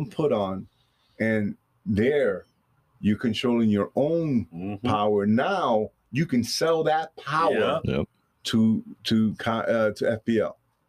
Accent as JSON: {"language": "English", "town": "Vero Beach", "region": "Florida", "country": "United States", "said": "we're Floridians from Vero Beach."}